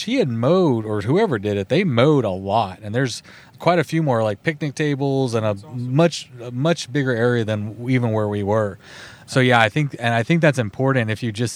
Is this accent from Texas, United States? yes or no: yes; Texas, United States; We're both from Texas.